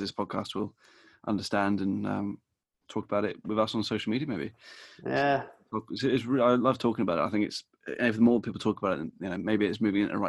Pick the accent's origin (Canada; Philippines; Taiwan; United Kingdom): United Kingdom; England; I'm fully English